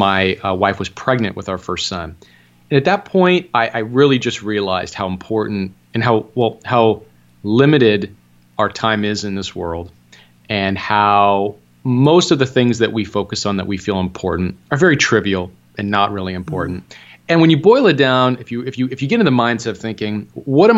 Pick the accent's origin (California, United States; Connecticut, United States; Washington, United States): California, United States; Southern; moved away as an adult; now in Las Vegas, United States; I'm from the Southern California area